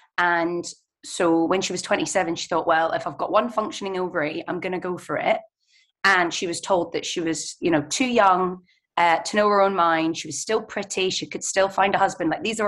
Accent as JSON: {"language": "English", "region": "Scotland", "country": "United Kingdom", "tie": "born or raised there", "moved": "as an adult", "lives_now": "London, United Kingdom", "said": "And I was raised by my mum, first of all in London for 5 years, and then moved up to Scotland where my family is. And and now I live in London permanently, and my mum still lives in Scotland."}